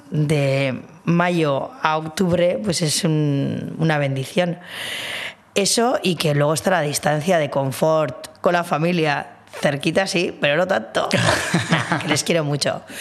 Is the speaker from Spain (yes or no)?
yes; Bilbao, Basque Country, Spain; now in San Sebastián, Spain; Y es que, bueno, yo soy de Bilbo, pero al estudiar aquí también todo mi entorno cinéfilo, cinematográfico, se construye en Donosti.